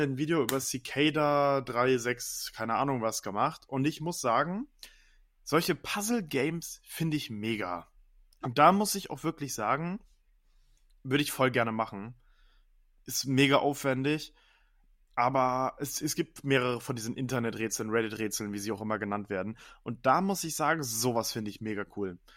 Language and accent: German; Germany; bei uns in Deutschland